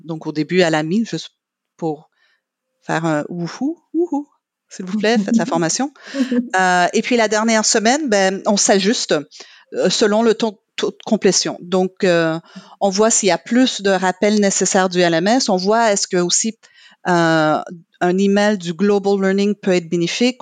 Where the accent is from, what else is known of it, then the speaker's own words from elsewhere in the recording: Quebec, Canada; first language English; French is a second language; moved away; je suis québécoise